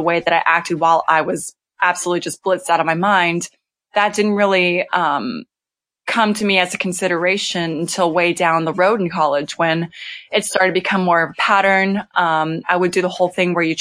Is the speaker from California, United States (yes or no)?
yes; Temecula, California, United States; moved away as an adult; also born or lived in Los Angeles, California; now in North Carolina, United States; I'm from Temecula. So it's between LA and San Diego.